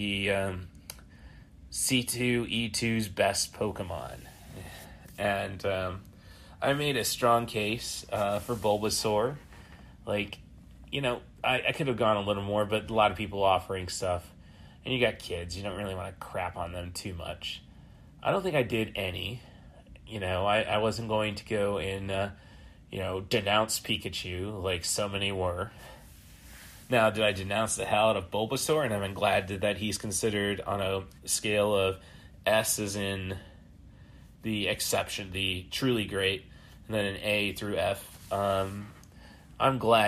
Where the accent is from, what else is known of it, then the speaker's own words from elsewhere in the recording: Morton, United States; my hometown of Morton